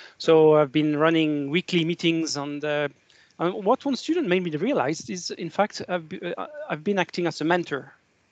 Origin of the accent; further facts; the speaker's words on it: France; moved away as an adult; now in Scotland, United Kingdom; from my accent, you probably guessed I was born in France. And I've been living in Scotland for 26, 27 years